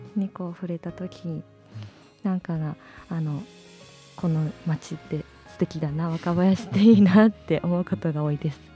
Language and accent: Japanese; Awaji Island, Hyogo, Japan; moved away as an adult; also born or lived in Suita, Osaka; now in Sendai, Japan; 私は兵庫県の淡路島が出身地なんですが